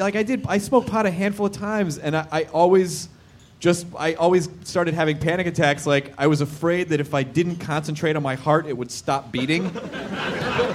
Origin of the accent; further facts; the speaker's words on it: Tennessee, United States; I'm from Tennessee